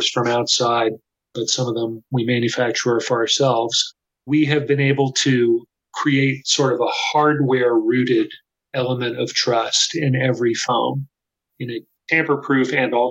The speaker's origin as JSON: {"language": "English", "town": "Austin", "region": "Texas", "country": "United States", "tie": "born or raised there", "said": "Samsung has had a factory in my hometown, Austin, Texas, since the 1990s"}